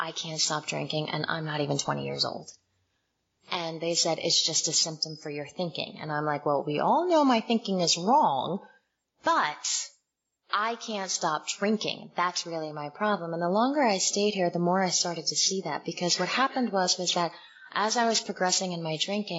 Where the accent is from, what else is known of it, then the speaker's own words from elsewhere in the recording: Morristown, New Jersey, United States; moved away as an adult; also born or lived in Summit, New Jersey / Washington, D.C.; I grew up in Summit and Morristown, New Jersey